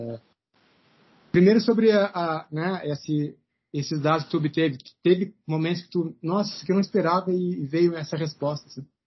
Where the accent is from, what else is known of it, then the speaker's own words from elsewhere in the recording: Rio Grande do Sul, Brazil; moved away as an adult; also born or lived in Rio Claro; eu saí do Rio Grande do Sul, fui até Rio Claro para fazer mestrado lá